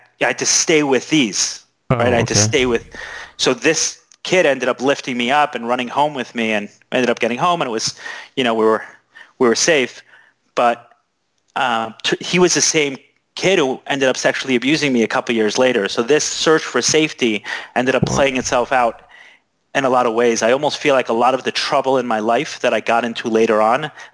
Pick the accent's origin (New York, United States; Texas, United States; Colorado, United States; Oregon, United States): New York, United States; New York City; So I grew up one of 9. I grew up in Brooklyn.